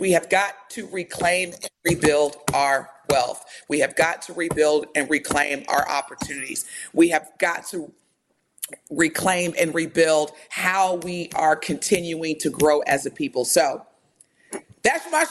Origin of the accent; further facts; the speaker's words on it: United States; growing up in America